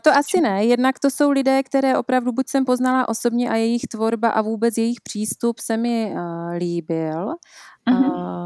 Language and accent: Czech; Příbor, Moravian-Silesian Region, Czechia; accent: Moravian; moved away as an adult; also born or lived in Germany / England / Frýdek-Místek; now in Prague, Czech Republic; přestože jsme z Moravy, což je asi slyšet eh, na mém přízvuku, že jsem Moravačka z Příbora, okres Nový Čín